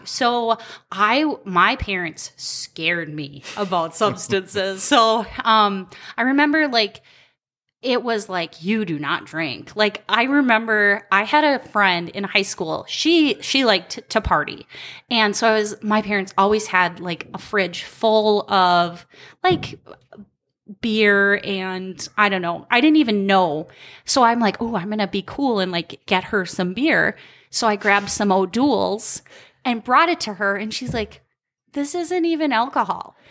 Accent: Albany, Minnesota, United States; moved away; also born or lived in Colorado; I grew up in Albany, Minnesota

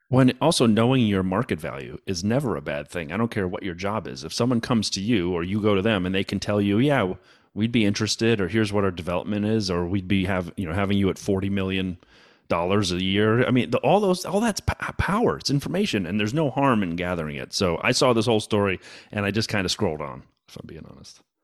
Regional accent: United States; As an American

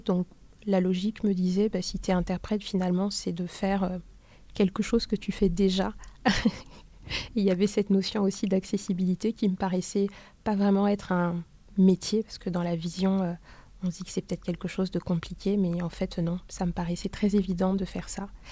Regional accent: Douala, Littoral, Cameroon; je suis née à Douala.

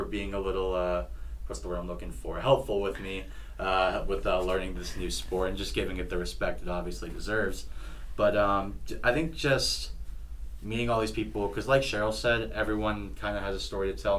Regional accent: Virginia, United States; moved away as an adult; also born or lived in Hawaii / Alabama; now in Washington, United States; I grew up in Virginia

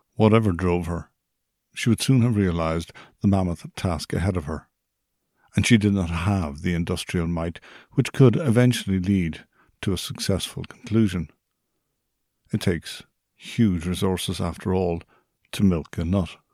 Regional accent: Ireland

